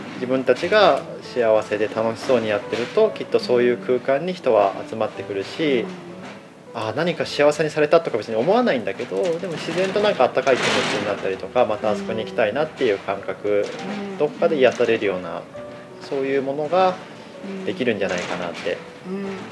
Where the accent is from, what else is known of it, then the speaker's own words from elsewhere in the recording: Aichi, Japan; also born or lived in Kamakura, Kanagawa; もともとで言うと愛知県で生まれ育って。